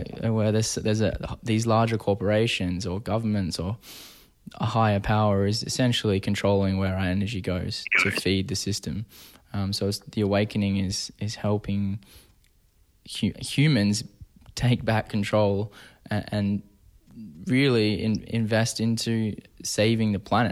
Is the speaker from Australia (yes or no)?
yes; Perth, Western Australia, Australia; now in Toronto, Canada; I grew up in Perth, Western Australia, which is a smaller city to Toronto.